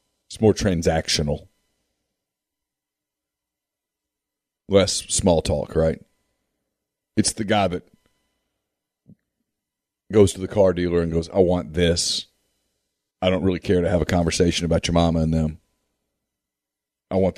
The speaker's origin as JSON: {"language": "English", "town": "Ruston", "region": "Louisiana", "country": "United States", "tie": "born or raised there", "said": "I grew up in Ruston. I got to watch Karl Malone for 3 years"}